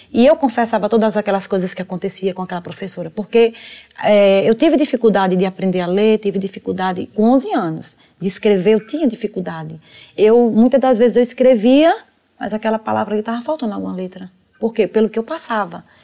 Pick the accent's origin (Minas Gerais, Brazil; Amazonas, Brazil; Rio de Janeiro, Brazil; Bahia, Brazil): Bahia, Brazil; now in São Paulo, Brazil; eu vim da Bahia para aqui para São Paulo, né?